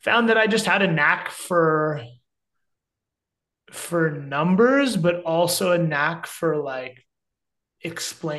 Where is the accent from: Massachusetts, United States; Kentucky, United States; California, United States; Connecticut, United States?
California, United States; Cupertino; also born or lived in upstate New York; I grew up in Cupertino in Northern California, south of San Francisco, kind of like heart of Silicon Valley